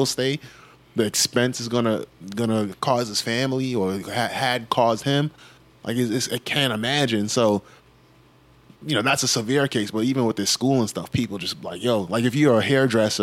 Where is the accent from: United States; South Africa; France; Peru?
United States; New York City, New York; I grew up in New York and I've been in New York for a while